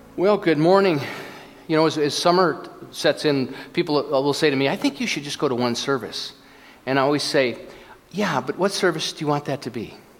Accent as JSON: {"language": "English", "region": "Minnesota", "country": "United States", "tie": "born or raised there", "said": "I was born in Minnesota"}